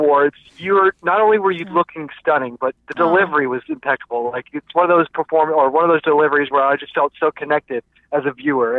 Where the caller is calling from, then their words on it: Orlando, Florida, United States; I'm calling from Orlando, Florida, and … from Night Moves.